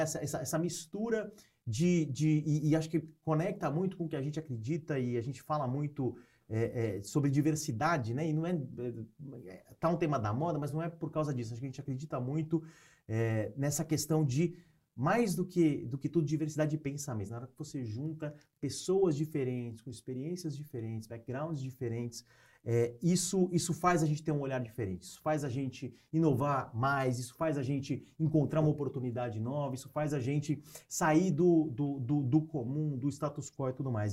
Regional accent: São Paulo, Brazil; moved away as an adult; now in Piracicaba, Brazil; eu sou de São Paulo, né? nasci em São Paulo é, e cresci e tudo mais

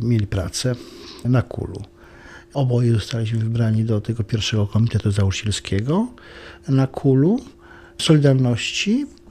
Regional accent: Świętokrzyskie Mountains, Świętokrzyskie Voivodeship, Poland; moved away; also born or lived in Lublin

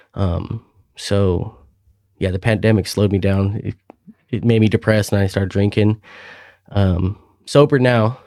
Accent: Klamath Falls, Oregon, United States; moved away as an adult; now in Hillsboro, United States; in Klamath Falls, Oregon. That's my hometown

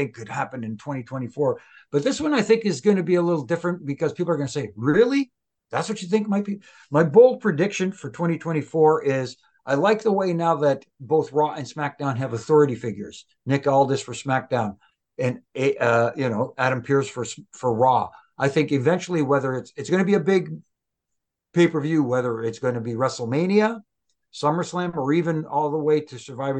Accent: Canada; I'm Canadian

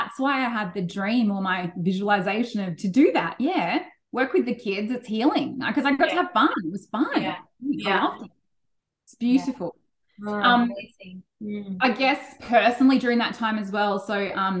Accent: Cronulla, New South Wales, Australia; moved away as an adult; I grew up in Cronulla

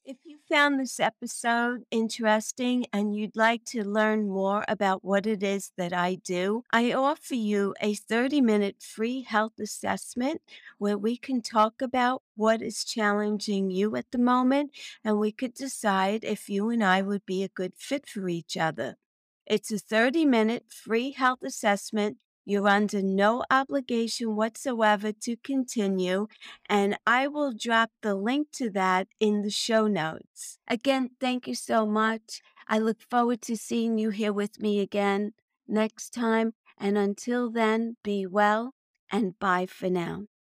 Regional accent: New York City, New York, United States; also born or lived in Long Island; I was born and raised in Brooklyn, New York

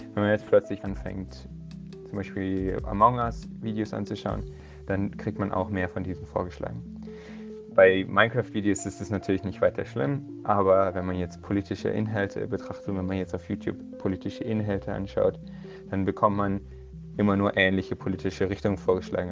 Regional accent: Munich, Bavaria, Germany; Ich bin in München geboren und aufgewachsen und studiere auch hier an der Technischen Universität von München

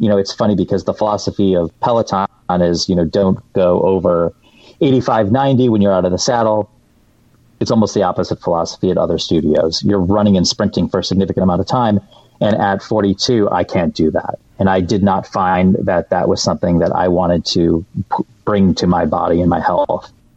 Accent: Detroit, Michigan, United States; moved away; I'm from the Metro Detroit area

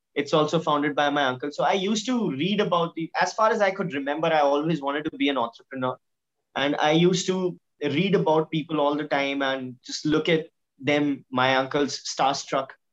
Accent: India; we are an Indian middle class family

